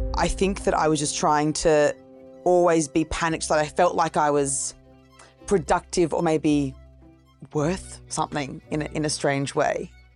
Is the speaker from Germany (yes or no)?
no; Gold Coast, Queensland, Australia; also born or lived in Brisbane; now in Sydney, Australia; New South Wales, but I grew up at the Gold Coast.